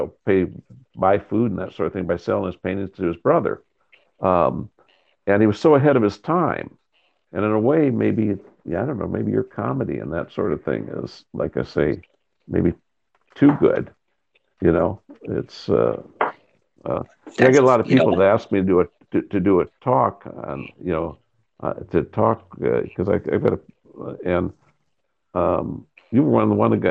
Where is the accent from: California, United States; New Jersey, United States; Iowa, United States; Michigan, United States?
Iowa, United States; Spencer; moved away; I grew up in Spencer, Iowa.